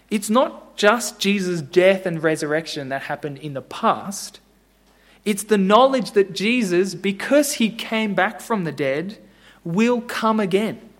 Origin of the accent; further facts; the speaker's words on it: Japan; but I grew up in Japan, as I was telling Al, and I saw it every day. Millions of people in Japan serve and bow to idols.